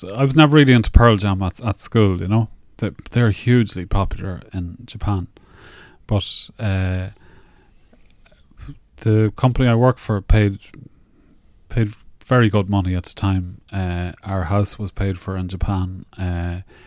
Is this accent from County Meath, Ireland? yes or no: yes; Navan, County Meath, Ireland